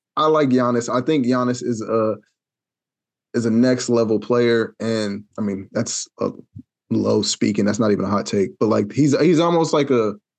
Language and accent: English; Wichita, Kansas, United States; I'm from Wichita